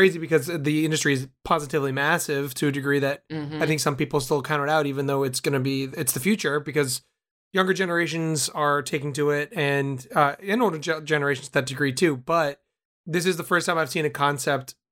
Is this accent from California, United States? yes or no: no; North Shore, Massachusetts, United States; moved away as an adult; I'm a North Shore kid, so I grew up in Mass as well